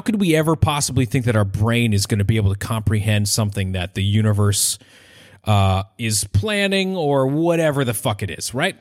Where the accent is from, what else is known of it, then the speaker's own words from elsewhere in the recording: Maine, United States; I'm a trombone player and I'm from Maine